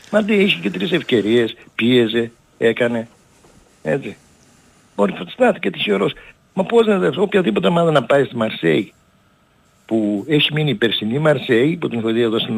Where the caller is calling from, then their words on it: Germany; είμαι από Γερμανία.